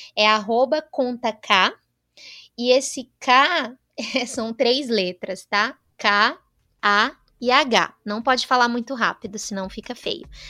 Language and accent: Portuguese; Northeast Region, Brazil; eu venho do Nordeste